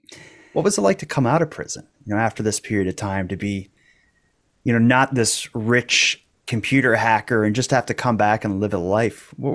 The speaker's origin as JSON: {"language": "English", "country": "Canada", "said": "which, as a Canadian, that seems like characters from a Bond film are these people you're involved in."}